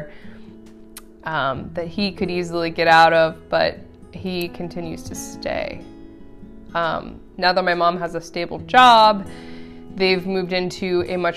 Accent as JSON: {"language": "English", "town": "Aurora", "region": "Colorado", "country": "United States", "tie": "born or raised there", "said": "I was born in Aurora, Colorado."}